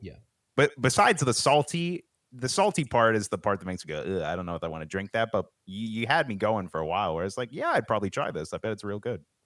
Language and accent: English; Pennsylvania, United States; I'm from Pennsylvania there's a lot of farms around here